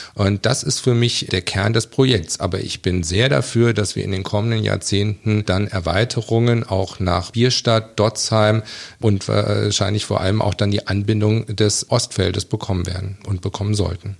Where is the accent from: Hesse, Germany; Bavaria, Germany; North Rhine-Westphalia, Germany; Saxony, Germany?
Hesse, Germany; Kassel; ich bin geboren in Kassel, aufgewachsen in einem Vorort, Felmer, und habe, bin auch später in Kassel zur Schule gegangen.